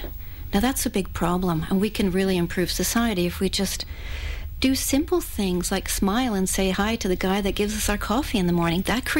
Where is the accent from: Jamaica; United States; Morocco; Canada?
Canada; also born or lived in Australia; My heritage, well, I'm Canadian. I don't know if anyone can tell anymore from my accent. It's so mixed up.